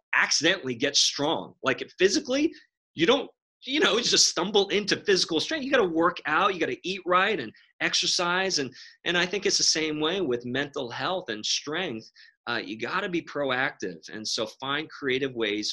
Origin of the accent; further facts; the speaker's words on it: New York City, New York, United States; Growing up in New York City